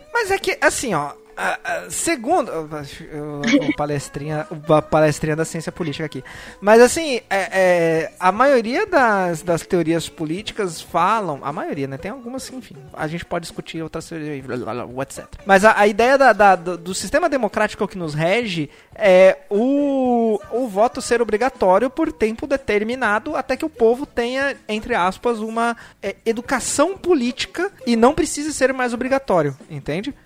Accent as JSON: {"language": "Portuguese", "country": "Brazil", "said": "a gente sendo brasileiro"}